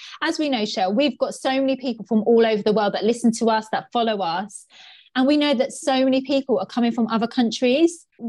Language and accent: English; United Kingdom; us as British people